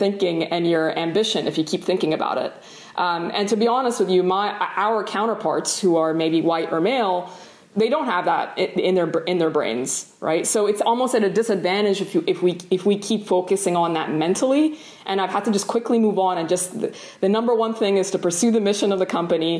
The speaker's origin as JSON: {"language": "English", "country": "Sudan", "moved": "as an adult", "lives_now": "United States", "said": "I'm actually originally from Sudan. I immigrated here back, you know, over 10 years ago."}